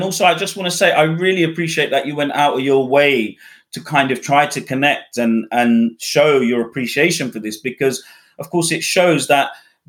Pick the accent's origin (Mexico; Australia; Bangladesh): Bangladesh; born there; obviously, I was born in Bangladesh. There aren't any travel narrative books written on Bangladesh. And so I'd love to write that. And that would be obviously more about exploring my Bangladeshi identity.